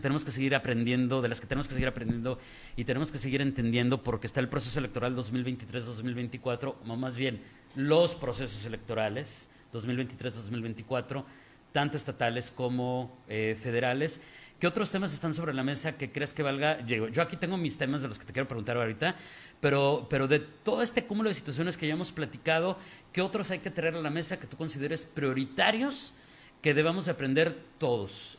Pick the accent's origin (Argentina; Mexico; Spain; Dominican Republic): Mexico; como mexicanos